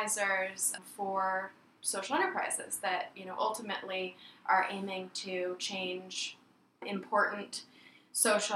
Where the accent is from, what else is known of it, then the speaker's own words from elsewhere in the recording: Oregon, United States; also born or lived in Dominican Republic; now in Providence, United States; I'm from Oregon, and I moved down to the Dominican Republic and then somehow found myself in Rhode Island